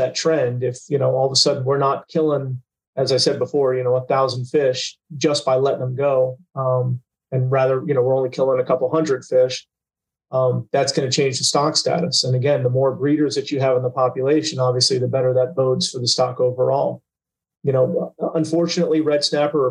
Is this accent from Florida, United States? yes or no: yes; Port St. Lucie, Florida, United States; I was born in Port St. Lucie. I've been fishing there since, you know, really before I could walk.